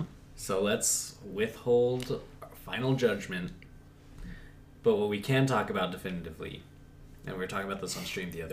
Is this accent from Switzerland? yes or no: no; California, United States; We're from California